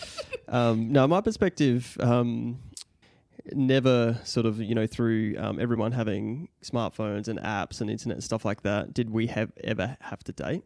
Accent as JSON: {"language": "English", "town": "Mount Gambier", "region": "South Australia", "country": "Australia", "tie": "born or raised there", "moved": "as an adult", "lives_now": "Adelaide, Australia", "said": "we grew up in Mount Gambier"}